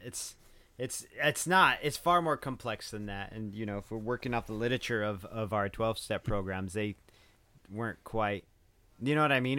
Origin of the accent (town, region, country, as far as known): United States; born or raised there